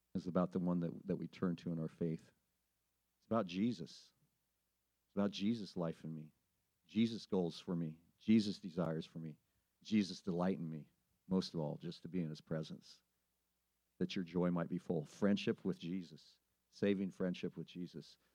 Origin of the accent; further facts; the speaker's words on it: Sublimity, Oregon, United States; I grew up in Sublimity, Oregon, population 813.